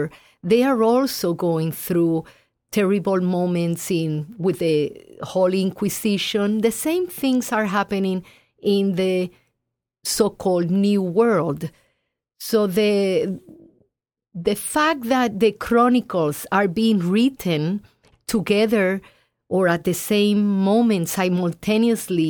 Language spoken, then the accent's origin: English; Puerto Rico; Puerto Rico, my home country.